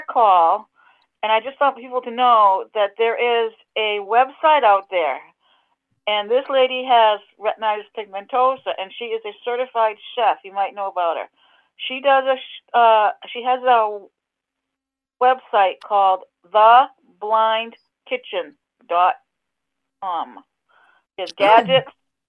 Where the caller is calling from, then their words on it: Falmouth, Massachusetts, United States; I'm from Falmouth, Massachusetts on Cape Cod.